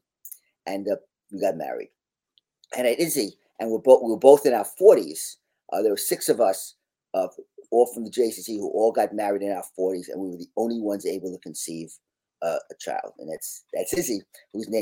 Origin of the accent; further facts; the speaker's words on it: Long Island, New York, United States; moved away as an adult; now in Washington, D.C., United States; I'm a native New Yorker. I grew up on Long Island. I wound up moving to Washington, D.C. 36 years ago